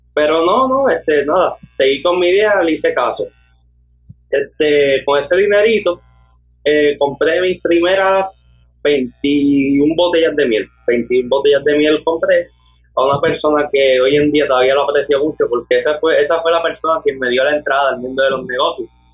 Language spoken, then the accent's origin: Spanish; Aguadilla, Puerto Rico; Actualmente tengo 18 años de edad y soy de Aguadilla